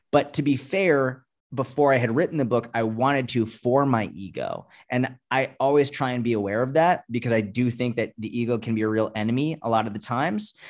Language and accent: English; Boston, Massachusetts, United States; I grew up in Boston or outside of Boston.